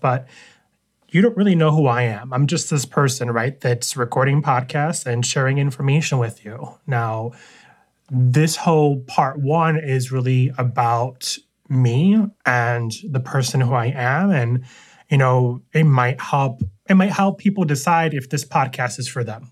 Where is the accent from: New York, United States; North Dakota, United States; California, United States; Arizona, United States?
New York, United States; New York City; now in Syracuse, United States; I was born and raised in New York City, Queens, New York